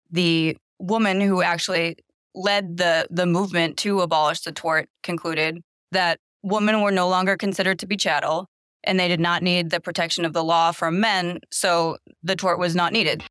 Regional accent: Massachusetts, United States; moved away as an adult; now in Los Angeles, United States; I'm originally from Massachusetts, and I moved to Los Angeles to go to law school

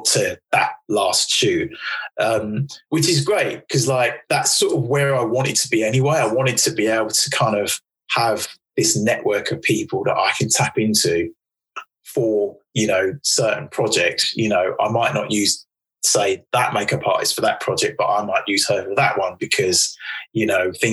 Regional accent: United Kingdom

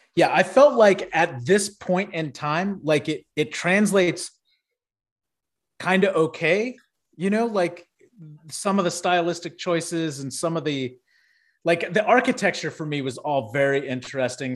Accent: Houston, Texas, United States; growing up in Houston

